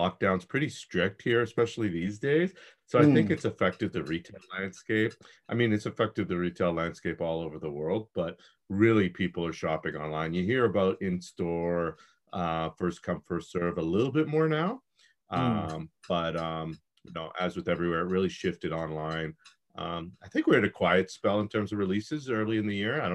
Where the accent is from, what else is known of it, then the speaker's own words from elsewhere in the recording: Toronto, Ontario, Canada; I'm from Toronto, Canada.